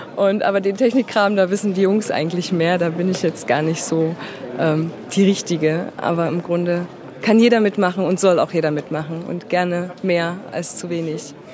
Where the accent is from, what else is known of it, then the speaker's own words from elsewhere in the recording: Dresden, Saxony, Germany; ich komme aus Dresden